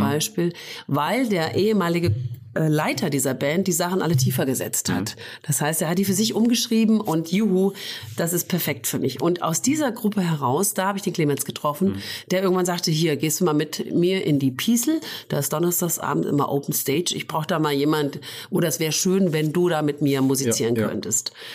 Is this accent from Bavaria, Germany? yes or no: no; Fulda, Hesse, Germany; ich bin in Fulda geboren, ja. Und habe aber dann eine Zeit lang auf dem Dorf im Hinterland gewohnt